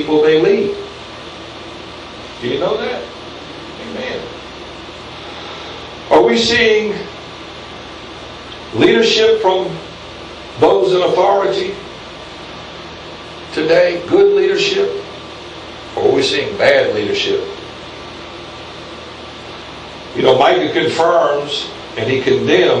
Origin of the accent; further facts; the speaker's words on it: United States; I'm an American citizen of the United States